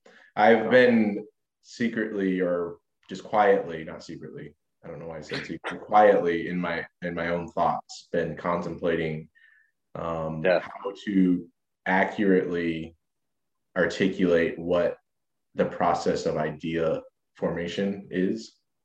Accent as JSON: {"language": "English", "country": "United States", "said": "I'm from America."}